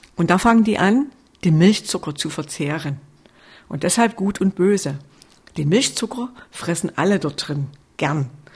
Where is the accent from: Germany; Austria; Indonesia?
Germany; Sörnewitz, Saxony; ursprünglich stamme ich aus Surnewitz bei Meißen.